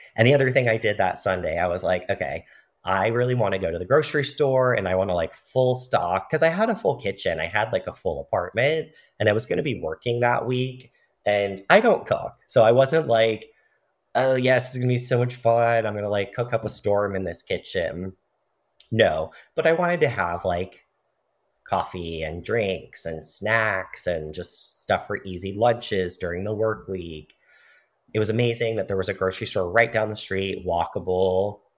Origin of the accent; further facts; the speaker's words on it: United States; Being white, being a man, being cisgender, being American